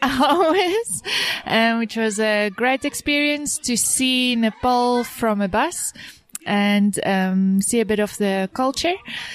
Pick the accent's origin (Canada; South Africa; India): South Africa; Cape Town, Western Cape; I'm from Cape Town, South Africa.